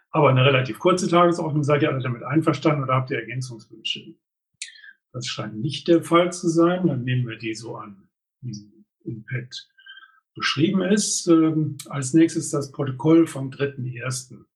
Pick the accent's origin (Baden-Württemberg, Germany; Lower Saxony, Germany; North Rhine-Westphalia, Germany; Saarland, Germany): North Rhine-Westphalia, Germany; Ratingen; sondern das ist ein traditioneller ähm, Event in Ratingen, meiner Heimatstadt.